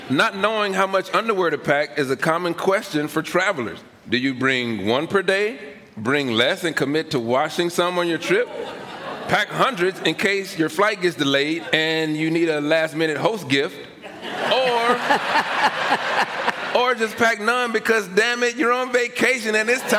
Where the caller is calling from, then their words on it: Middleborough, Massachusetts, United States; I'm from Middleborough, Massachusetts.